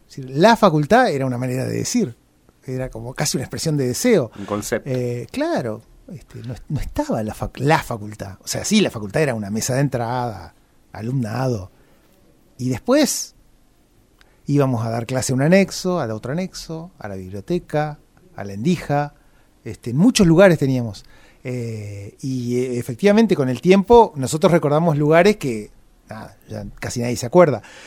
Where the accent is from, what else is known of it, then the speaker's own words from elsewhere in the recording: Gualeguay, Entre Ríos, Argentina; moved away as an adult; now in Paraná, Argentina; no soy de Paraná, soy de Gualeguay, y vine a estudiar a Paraná, y calculo que como tantos otros me quedé por acá